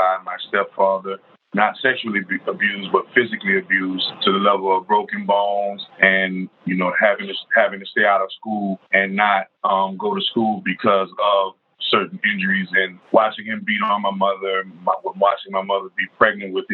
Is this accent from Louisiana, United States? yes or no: yes; New Orleans, Louisiana, United States; I grew up on the New Orleans West Bank